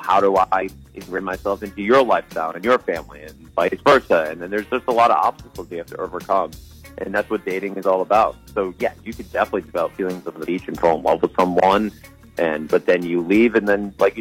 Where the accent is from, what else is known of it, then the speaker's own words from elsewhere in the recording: Rhode Island, United States; I was a kid from Rhode Island